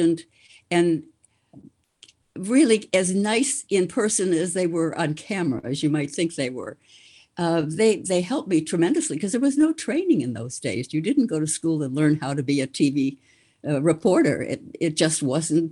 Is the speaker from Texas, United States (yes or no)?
no; a suburb of Chicago, Illinois, United States; moved away as an adult; also born or lived in Boston; I grew up in a suburb of Chicago